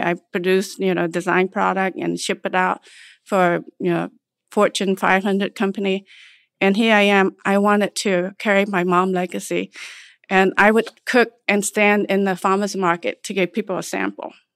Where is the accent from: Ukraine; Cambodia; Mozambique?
Cambodia; also born or lived in Nebraska, United States; now in United States; I was born in Cambodia, and came here to United State, uh, after surviving the genocide in nineteen seventy-nine.